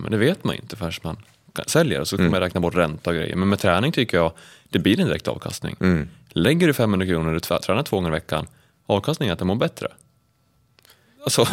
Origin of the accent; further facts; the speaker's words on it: Sandviken, Gävleborg County, Sweden; jag kommer ju från Sandviken